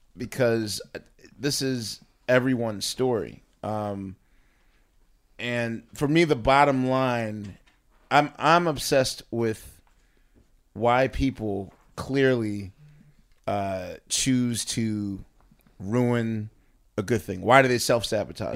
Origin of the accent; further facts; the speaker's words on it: Philadelphia, Pennsylvania, United States; moved away as an adult; now in New York, United States; as a Philadelphian and as a season ticket holder to the Sixers